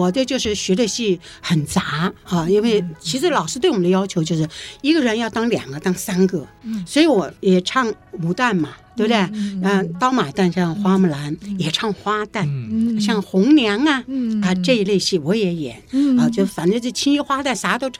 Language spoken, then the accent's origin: Chinese; Henan, China; 但是我们河南人呢，夸奖人就一个字。中